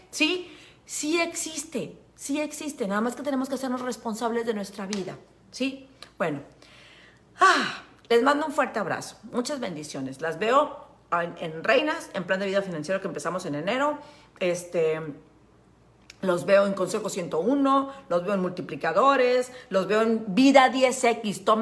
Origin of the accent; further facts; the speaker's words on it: Veracruz, Mexico; soy de Veracruz y me sale lo pinche.